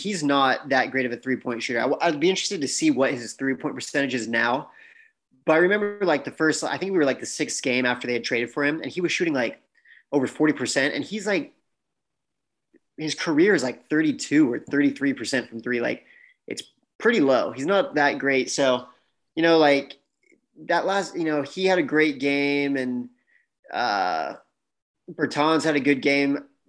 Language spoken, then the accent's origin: English; Houston, Texas, United States; Take that back. That's my hometown.